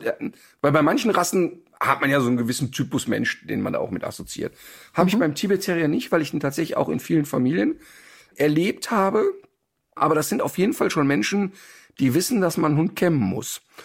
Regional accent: Ruhr area, North Rhine-Westphalia, Germany; ich komme ja aus dem Ruhrpott

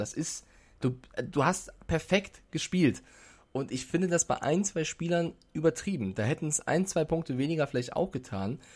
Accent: Germany; als Deutscher oder als als, Euro, als Europäer in der Schweiz

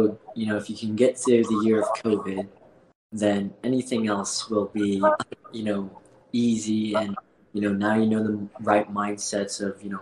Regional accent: Fort Collins, Colorado, United States; also born or lived in South Korea / Denver, Colorado; I got adopted to, you know, a farmhouse in Fort Collins, Colorado.

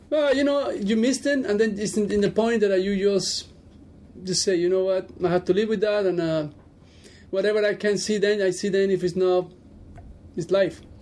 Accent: Cuba; moved away as an adult; now in Las Vegas, United States; Born and raised in Cuba.

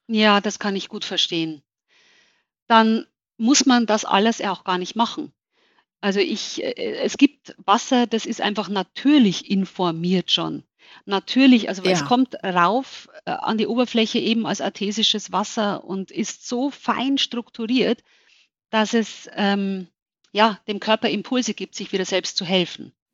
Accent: Germany; bei uns in Deutschland

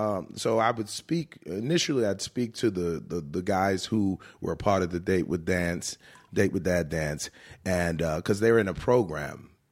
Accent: Richmond, Virginia, United States; every year I do that in my hometown of Richmond, Virginia.

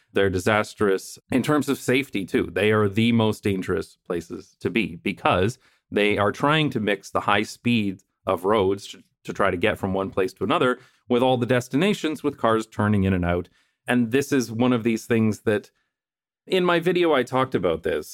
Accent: London, Ontario, Canada; moved away as an adult; now in Netherlands; my hometown of London, Ontario

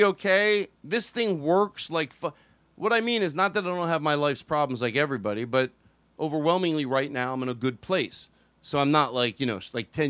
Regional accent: Philadelphia, Pennsylvania, United States; I grew up in Philadelphia

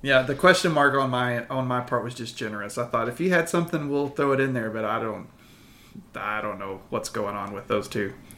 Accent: Abilene, Texas, United States; I grew up around Abilene, so we went to the zoo a lot for field trips

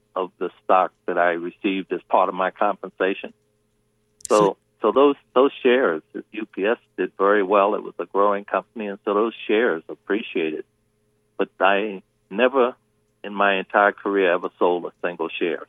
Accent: Baltimore, Maryland, United States; I love Baltimore. It's my hometown

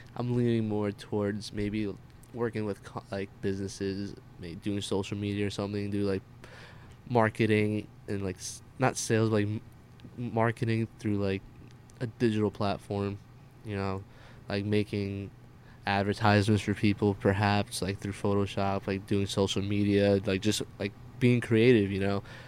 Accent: New Jersey, United States; also born or lived in Queens, New York / Pompton Lakes, New Jersey; for the majority of my life, um, I was basically living in Jersey

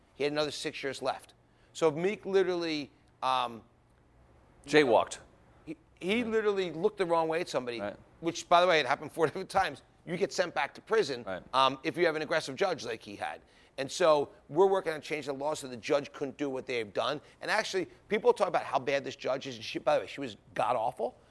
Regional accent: Philadelphia, Pennsylvania, United States; I was a guy from Philadelphia, grew up in the sports business.

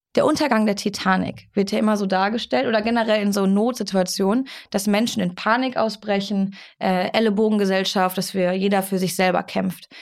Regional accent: Germany; wir als Deutsche

